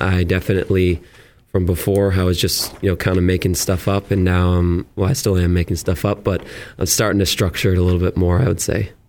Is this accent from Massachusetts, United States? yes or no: yes; Auburn, Massachusetts, United States; moved away as an adult; also born or lived in Millbury, Massachusetts / Worcester, Massachusetts; now in Plymouth, United States; I grew up in Auburn, uh, Mass, and lived in Millbury for the last couple years, and just moved down to Plymouth